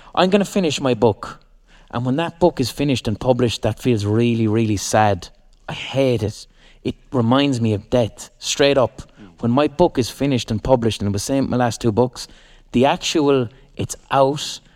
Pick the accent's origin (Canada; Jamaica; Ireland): Ireland; Limerick, Munster; we're from Limerick and we're not gangsters